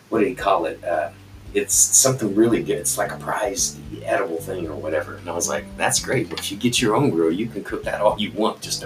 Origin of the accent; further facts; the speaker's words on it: United States; I'm an American